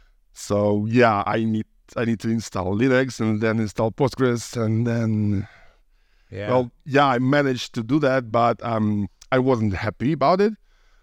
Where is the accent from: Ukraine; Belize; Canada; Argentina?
Ukraine; I was born in Soviet Union, so I'm a little bit old, but yeah, I lived in Ukraine